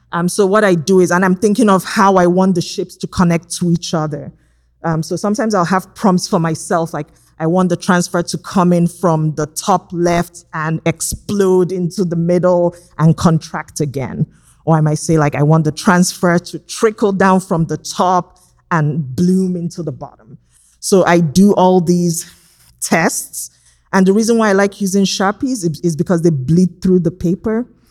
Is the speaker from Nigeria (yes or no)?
yes; Nigeria; now in Los Angeles, United States; growing up in Nigeria